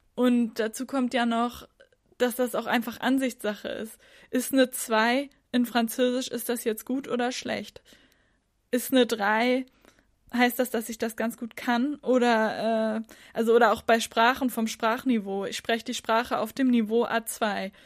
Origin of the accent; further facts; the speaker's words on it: Northern Germany, Germany; Ich komme aus Norddeutschland